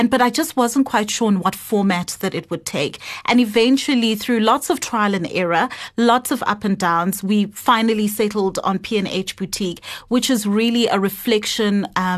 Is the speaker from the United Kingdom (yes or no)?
no; Moldova; born there; So I was born in Moldova. And I've really had quite an international upbringing, just based on the different countries that we've lived in with my family.